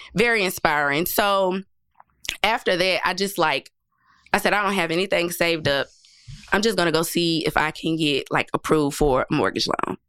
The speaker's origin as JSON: {"language": "English", "town": "Nashville", "region": "Tennessee", "country": "United States", "tie": "born or raised there", "said": "I grew up in public housing my entire life. Um, right here in Nashville"}